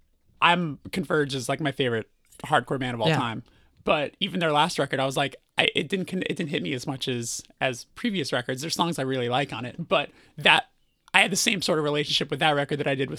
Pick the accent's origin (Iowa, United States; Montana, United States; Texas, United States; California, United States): California, United States; Burbank; Burbank, California.